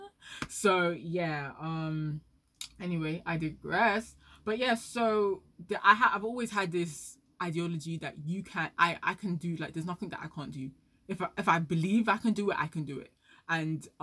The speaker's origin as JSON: {"language": "English", "country": "Nigeria", "said": "I'm Nigerian"}